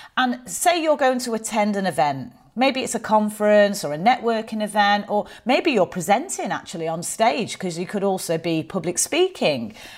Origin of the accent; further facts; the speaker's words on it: Manchester, North West England, United Kingdom; accent: Mancunian; I am from Manchester. I am very proud of where I grew up.